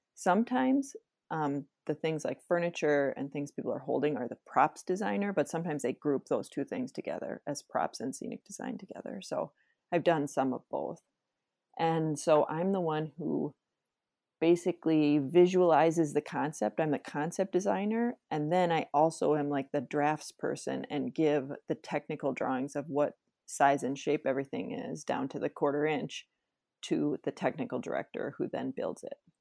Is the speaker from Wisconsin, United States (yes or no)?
yes; Wisconsin, United States; also born or lived in Minnesota; now in Twin Cities, United States; I was born in Minnesota, and then I lived in Wisconsin kind of when I was growing up, and then I went back, came back here for college